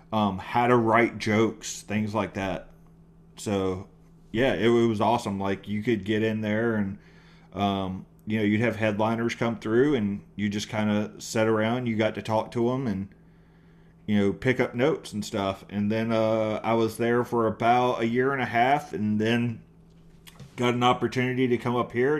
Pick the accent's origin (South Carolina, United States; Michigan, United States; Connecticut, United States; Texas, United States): Texas, United States; East; moved away as an adult; also born or lived in East North Carolina / Dallas / Tucson, Arizona; I grew up between East Texas and East North Carolina